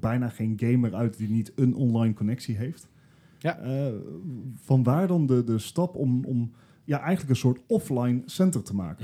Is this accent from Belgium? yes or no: no; Eindhoven, North Brabant, Netherlands; Gijs, Leslie en ik zijn, zijn trotse Eindhovenaren